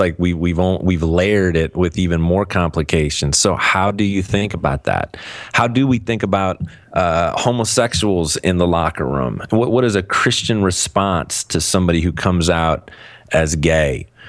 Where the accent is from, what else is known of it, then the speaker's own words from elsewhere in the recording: Cleveland, Ohio, United States; moved away; I'm, I'm from Cleveland originally